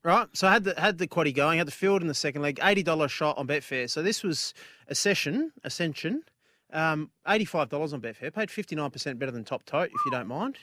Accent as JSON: {"language": "English", "country": "Australia"}